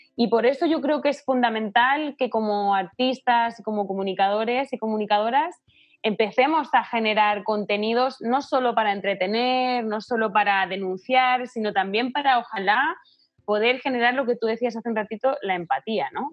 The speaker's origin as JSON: {"language": "Spanish", "country": "Spain", "moved": "as an adult", "lives_now": "Chile", "said": "yo por ejemplo que soy española"}